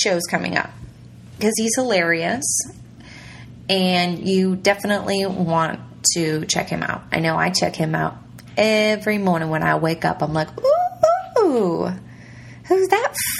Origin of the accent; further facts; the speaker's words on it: Ontario, Canada; moved away as an adult; now in Southern United States; my hometown in Ontario